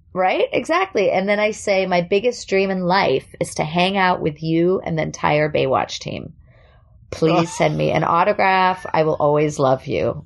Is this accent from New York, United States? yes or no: yes; New York, United States; born or raised there; accent: New York; first language German; English is a second language; also born or lived in Germany